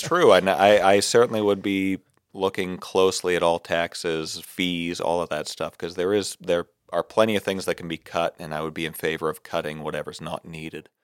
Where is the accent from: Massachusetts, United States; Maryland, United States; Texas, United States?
Massachusetts, United States; Barnstable; Barnstable, my hometown